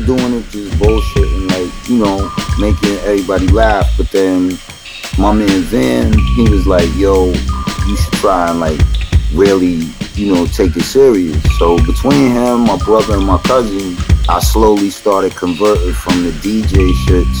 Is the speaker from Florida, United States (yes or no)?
no; New York City, New York, United States; I come from Flushing, Queens. I was born there, you know.